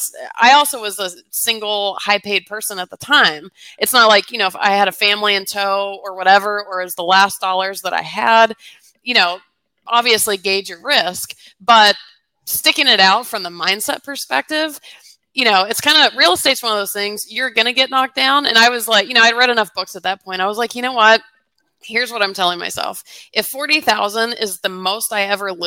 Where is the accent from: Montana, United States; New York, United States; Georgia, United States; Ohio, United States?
Georgia, United States; Atlanta; I grew up in Atlanta